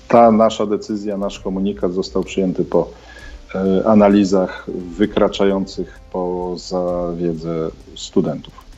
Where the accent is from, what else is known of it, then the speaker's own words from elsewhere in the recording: Poland; moved away as an adult; now in Kyiv, Ukraine; jestem Polakiem